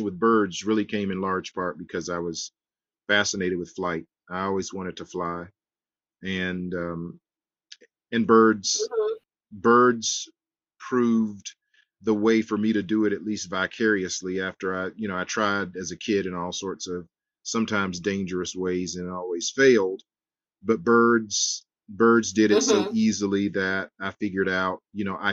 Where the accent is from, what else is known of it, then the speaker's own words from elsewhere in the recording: Edgefield, South Carolina, United States; I grew up in Edgefield, South Carolina